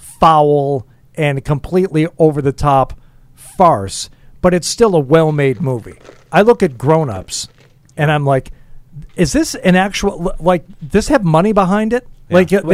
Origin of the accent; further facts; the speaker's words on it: Michigan, United States; I grew up in Michigan around a lot of guns